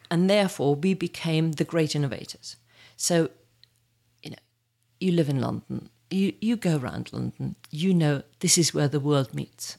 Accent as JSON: {"language": "English", "area": "near Munich", "region": "Bavaria", "country": "Germany", "tie": "born or raised there", "also_born_or_lived": "Birmingham, United Kingdom", "moved": "yes", "lives_now": "United Kingdom", "said": "born in, near Munich"}